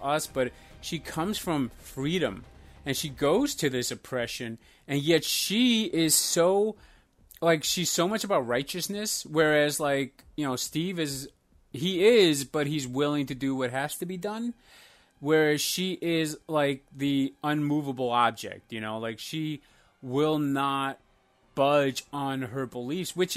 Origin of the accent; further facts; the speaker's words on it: Iceland; now in United States; I first grew up in Iceland, and then I moved to America with an Albanian family